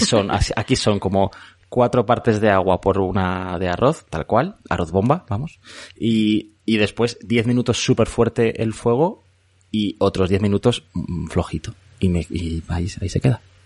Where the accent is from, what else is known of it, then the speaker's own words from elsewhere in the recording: Madrid, Community of Madrid, Spain; also born or lived in Elche; me siento muy madrileño, porque he vivido aquí toda la vida